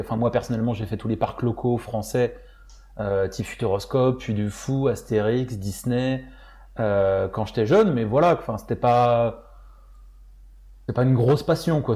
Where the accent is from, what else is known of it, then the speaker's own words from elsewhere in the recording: France; moved away as an adult; also born or lived in Florida; moi en tant que Français